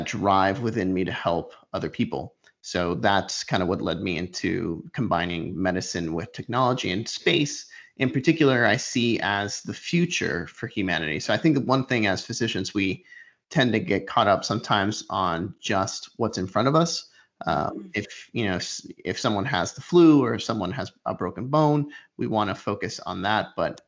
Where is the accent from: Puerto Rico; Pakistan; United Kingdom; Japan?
Puerto Rico; I grew up in Puerto Rico